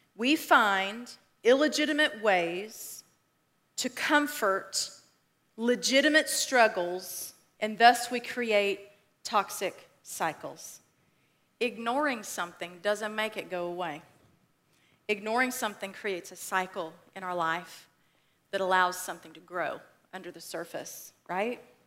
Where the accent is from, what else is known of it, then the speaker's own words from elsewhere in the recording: West Texas, United States; moved away; So I grew up in Texas. I consider myself a Texan, right? Because you just do that when you live in Texas. Um, but I grew up in West Texas